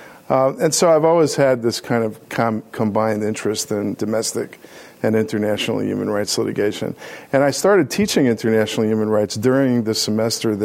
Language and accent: English; New York City, New York, United States; also born or lived in England; growing up in New York City, going to school in Harlem